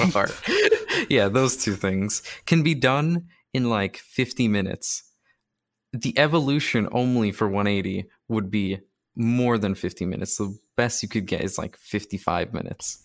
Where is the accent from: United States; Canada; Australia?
Canada; I'm also Canadian